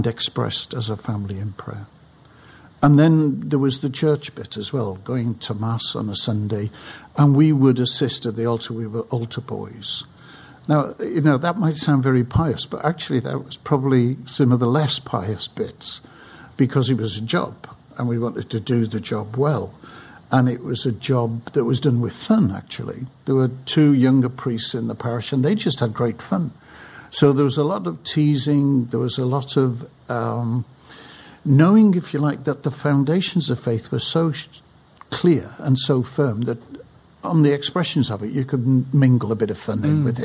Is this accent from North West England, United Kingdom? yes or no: yes; Crosby, North West England, United Kingdom; now in London, United Kingdom; life in the 40s, 50s and the 60s in the north side of Liverpool in Crosby